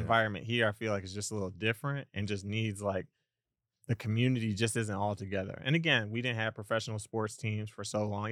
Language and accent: English; Milwaukee, Wisconsin, United States; now in Las Vegas, United States; I'm from the Midwest, I'm from Milwaukee, Wisconsin.